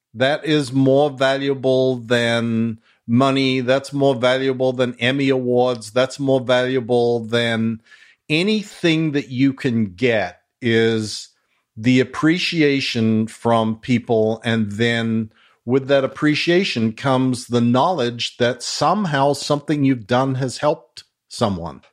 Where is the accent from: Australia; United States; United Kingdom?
Australia; accent: Australian mongrel; moved away; my Australian mongrel accent.